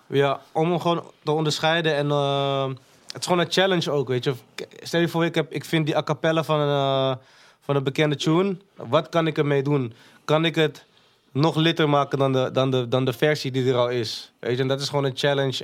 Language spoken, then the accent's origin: Dutch; Amsterdam, North Holland, Netherlands; also born or lived in Maastricht; Ben ik vanuit Maastricht naar Holendrecht verhuisd. Ben ik daar opgegroeid